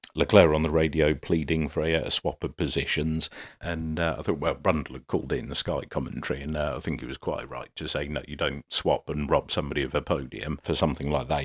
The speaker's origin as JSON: {"language": "English", "country": "United Kingdom", "said": "I'm British"}